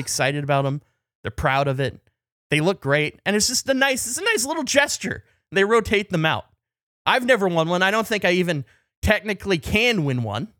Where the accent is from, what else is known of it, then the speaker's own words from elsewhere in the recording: Canada; as a Canadian